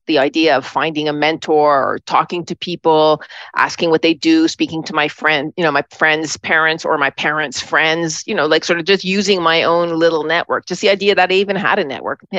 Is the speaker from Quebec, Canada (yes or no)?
yes; Montreal, Quebec, Canada; moved away as an adult; also born or lived in Toronto / New York City; I grew up in Montreal